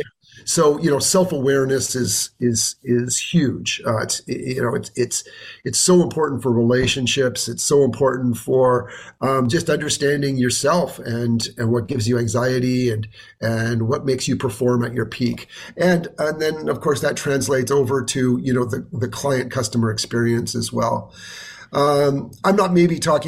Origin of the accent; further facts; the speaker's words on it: Vancouver, British Columbia, Canada; also born or lived in New York / Boston / San Diego; now in Toronto, Canada; I'm actually a West Coast boy originally. I grew up in Vancouver, British Columbia